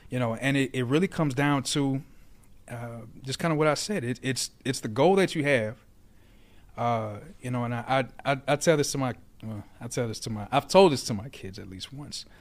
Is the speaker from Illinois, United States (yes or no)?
yes; Aurora, Illinois, United States; also born or lived in Naperville, Illinois / Georgia; I grew up in Aurora, in Naperville